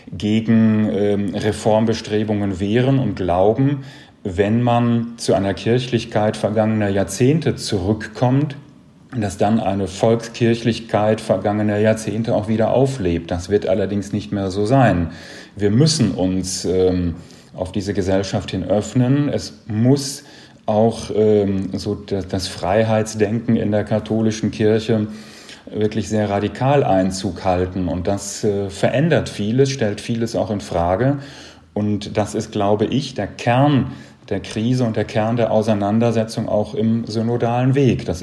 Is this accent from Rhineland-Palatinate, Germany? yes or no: no; North Rhine-Westphalia, Germany; ich komme aus dem Sauerland, ländlicher Raum, katholisch geprägt. Ich hatte keine andere Wahl, als katholisch zu werden.